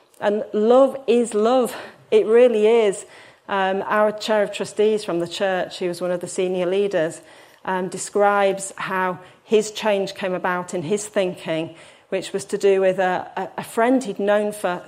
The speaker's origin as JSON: {"language": "English", "town": "Hull", "region": "Yorkshire and the Humber", "country": "United Kingdom", "said": "I'm from Hull"}